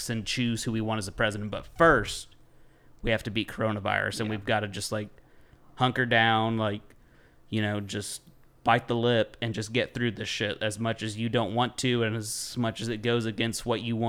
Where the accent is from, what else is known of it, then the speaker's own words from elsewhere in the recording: United States; as an American, like, I love my fucking country